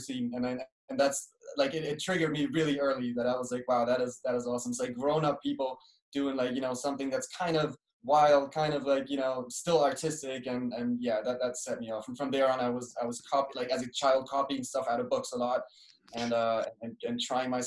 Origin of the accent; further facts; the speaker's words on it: Berlin, Germany; also born or lived in Cologne / London; I live in Berlin. I grew up in Berlin and also in Cologne, which is in the west of Germany